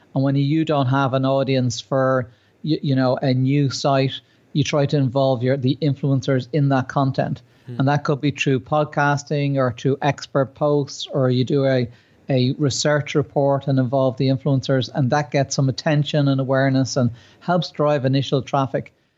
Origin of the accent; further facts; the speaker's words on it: Ireland; myself being Irish